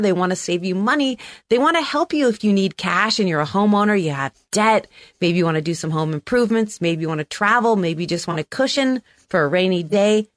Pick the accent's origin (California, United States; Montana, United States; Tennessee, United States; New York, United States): California, United States; San Francisco; also born or lived in Manhattan; I'm from San Francisco